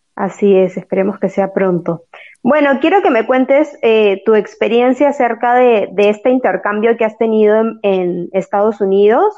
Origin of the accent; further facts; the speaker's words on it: Peru; moved away as an adult; now in Brazil; yo soy de Perú y hice un intercambio en Brasil